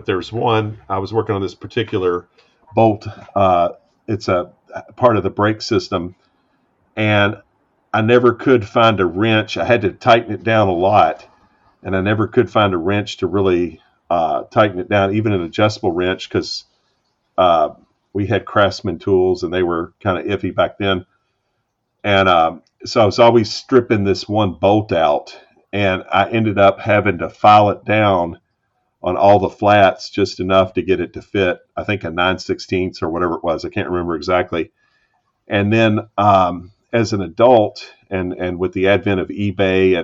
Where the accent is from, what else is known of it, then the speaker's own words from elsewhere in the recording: United States; as an American